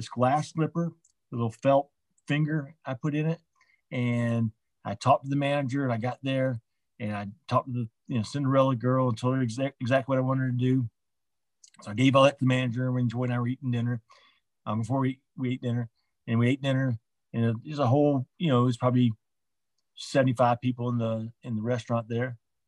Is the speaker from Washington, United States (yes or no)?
no; Orlando, Florida, United States; now in Atlanta, United States; I grew up in Orlando, I was living here in Atlanta